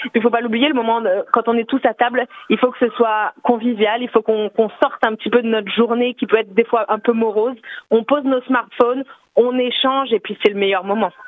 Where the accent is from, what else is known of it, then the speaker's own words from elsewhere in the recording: Alsace, Grand Est, France; accent: Alsatian; moved away as an adult; now in Paris, France; je suis une alsacienne expatriée mais euh, facilement reconnaissable parce que malgré mes 35 ans à vivre à Paris, je n'ai pas perdu mon accent.